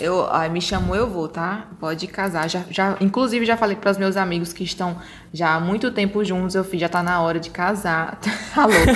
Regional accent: Brazil; eu vinha do Brasil

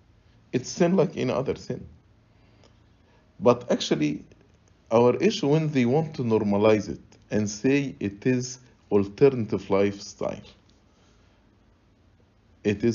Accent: Egypt; moved away; So I grew up in Egypt

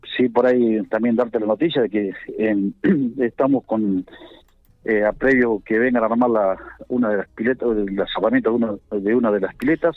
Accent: Banderaló, Buenos Aires Province, Argentina; moved away as an adult; yo soy de Banderaló, soy de la provincia de Buenos Aires

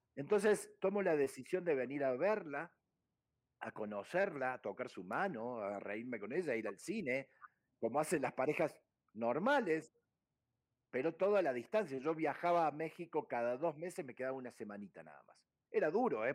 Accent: Córdoba, Argentina; moved away as an adult; Yo nací en una ciudad llamada Córdoba, que para el que no conoce está en el centro geográfico de Argentina

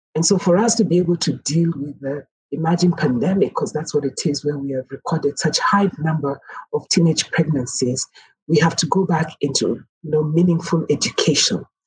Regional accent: Kenya; speak as a Kenyan, but also as an African

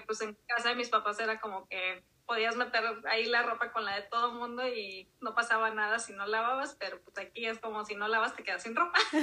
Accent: Monterrey, Nuevo León, Mexico; also born or lived in Durango; Mis papás se vinieron aquí a Monterrey cuando yo tenía poquito más del año, o sea, realmente no me tocó vivir allá, entonces pues me tocó crecer aquí en Monterrey

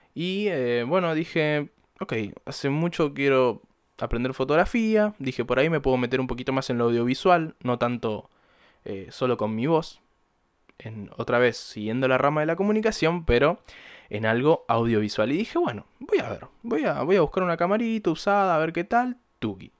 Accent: Buenos Aires Province, Argentina; soy de Buenos Aires. Eh, no porteño exactamente, vivo en la provincia

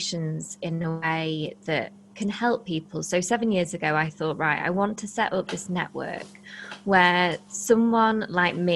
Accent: Blackpool, North West England, United Kingdom; we're from Blackpool, and Blackpool is one of the poorest parts of the UK.

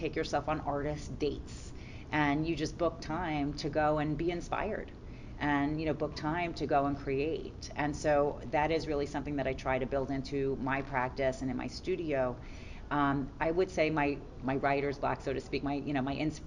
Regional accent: New York City, New York, United States; I'm a New Yorker, so certainly like the grit of the city, you know, inspires some of my work

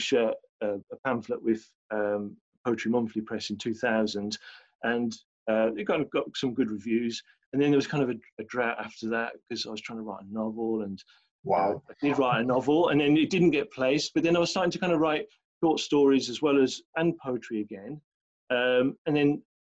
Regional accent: Birmingham, West Midlands, United Kingdom; accent: Birmingham; moved away as an adult; now in London, United Kingdom; I was brought up in Birmingham

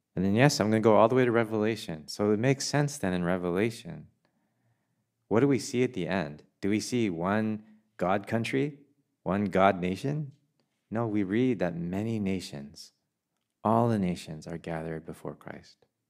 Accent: Canada; moved away; also born or lived in England; I have never felt more Canadian than I have when I lived in a foreign country

